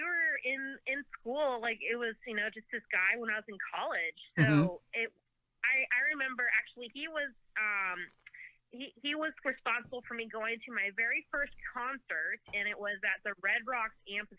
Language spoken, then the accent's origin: English; Colorado, United States; moved away as an adult; also born or lived in Denver, Colorado; now in Los Angeles, United States; I grew up in Colorado, actually. I lived in Denver until very recently. Now I'm living in the LA area.